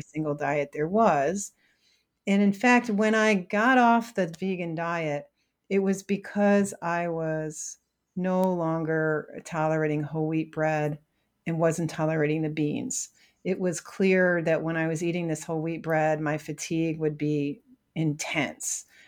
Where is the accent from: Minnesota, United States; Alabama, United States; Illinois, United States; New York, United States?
New York, United States; Syracuse; I grew up in Syracuse, New York